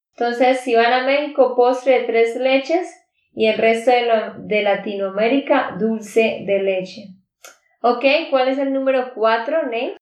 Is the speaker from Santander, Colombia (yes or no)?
yes; Santander, Colombia; de Santander, Colombia.